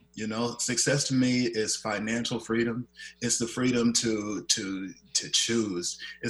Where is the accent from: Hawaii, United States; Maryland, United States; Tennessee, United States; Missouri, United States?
Missouri, United States; Kansas City; moved away as an adult; now in Seattle, United States; by way of Kansas City, Missouri.